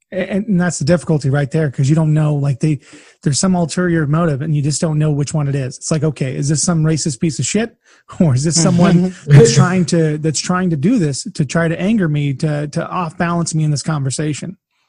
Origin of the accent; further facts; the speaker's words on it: California, United States; now in Kansas, United States; I mean, hell, I'm in Kansas now. I grew up in California